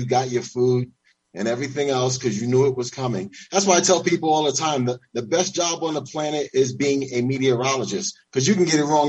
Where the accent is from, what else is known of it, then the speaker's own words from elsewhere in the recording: New York, United States; moved away as an adult; also born or lived in Florida; now in Mexico; I'm from New York. I moved to Florida, but now I actually live in Mexico.